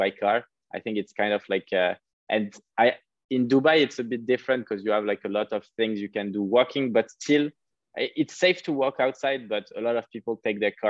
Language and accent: English; Paris, Île-de-France, France; moved away; also born or lived in Cape Town; I'm French, like I'm from Paris